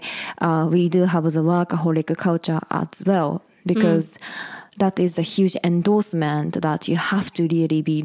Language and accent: English; United States; moved away; also born or lived in Osaka, Japan / Tokyo, Japan; I grew up in the States in the middle of nowhere